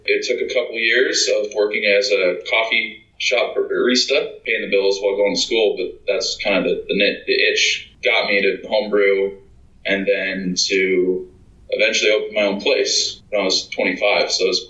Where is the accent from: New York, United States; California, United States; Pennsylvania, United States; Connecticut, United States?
California, United States; San Diego; also born or lived in Arizona; I grew up in San Diego, so I had that going for me. It was preordained to do this since it's such a big beer town.